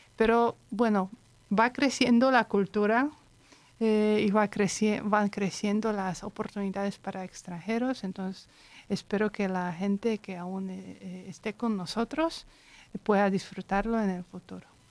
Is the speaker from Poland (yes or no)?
yes; Poland; Spanish is a second language; yo soy polaca